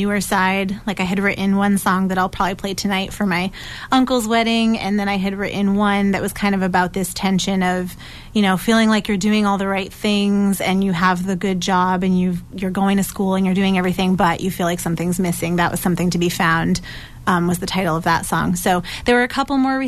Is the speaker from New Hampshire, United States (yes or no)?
yes; New Hampshire, United States; moved away as an adult; also born or lived in Maine; now in Somerville, United States; I am a singer-songwriter from Somerville, originally born and raised in New Hampshire